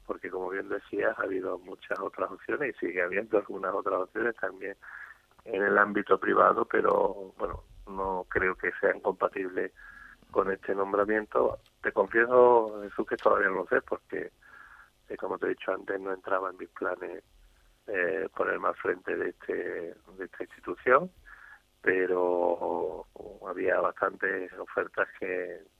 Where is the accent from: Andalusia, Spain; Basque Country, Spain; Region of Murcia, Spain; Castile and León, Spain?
Andalusia, Spain; Soy andaluz y creo que todos estamos obligados a colaborar en cualquier momento de nuestra vida para intentar que aquí, en esta tierra maravillosa en la que vivimos, pues las cosas funcionen.